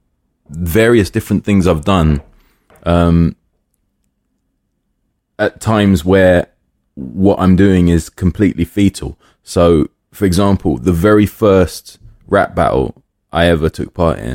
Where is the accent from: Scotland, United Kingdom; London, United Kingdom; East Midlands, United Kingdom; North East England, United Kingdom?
London, United Kingdom; I grew up in Willesden